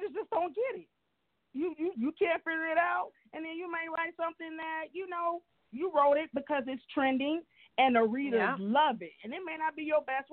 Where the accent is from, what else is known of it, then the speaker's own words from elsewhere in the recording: Miami, Florida, United States; I'm from Miami, Florida